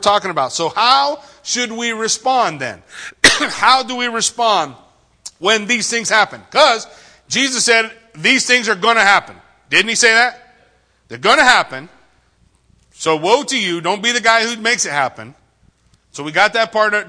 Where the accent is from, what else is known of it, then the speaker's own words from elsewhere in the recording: Yucaipa, California, United States; I grew up in Yucaipa